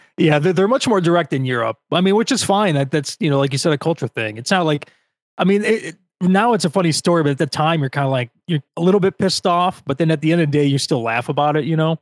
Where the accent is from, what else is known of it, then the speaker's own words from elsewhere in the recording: Chicago, Illinois, United States; I'm from the suburbs of Chicago, and I never go into the city